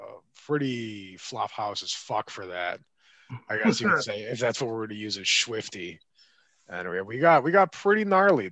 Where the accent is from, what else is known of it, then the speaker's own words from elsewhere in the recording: Michigan, United States; We're from Michigan.